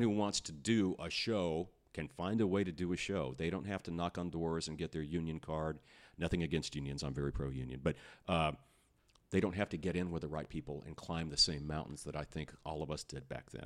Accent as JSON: {"language": "English", "town": "Austin", "region": "Texas", "country": "United States", "tie": "born or raised there", "also_born_or_lived": "San Antonio, Texas", "said": "I was born in San Antonio, raised in Austin."}